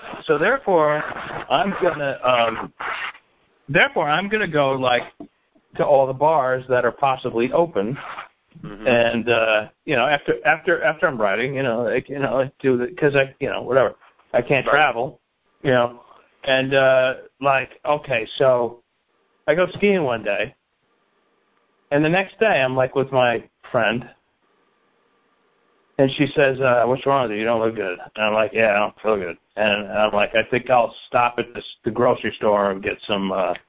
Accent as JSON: {"language": "English", "country": "Bangladesh", "said": "Oh, you didn't know that I was from Bangladesh?"}